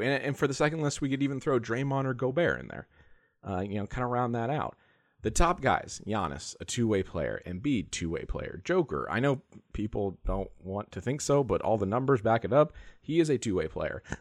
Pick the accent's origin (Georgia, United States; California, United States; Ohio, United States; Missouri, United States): California, United States; San Diego; I grew up in San Diego